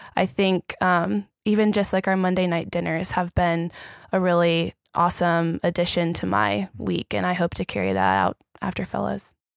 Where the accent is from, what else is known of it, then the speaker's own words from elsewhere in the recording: Richmond, Virginia, United States; moved away as an adult; now in Orlando, United States; I'm from Richmond, Virginia.